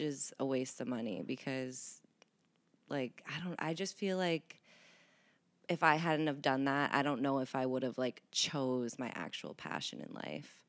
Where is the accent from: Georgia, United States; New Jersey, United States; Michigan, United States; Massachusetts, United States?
Massachusetts, United States; Boston; moved away; also born or lived in Cincinnati; I grew up in Boston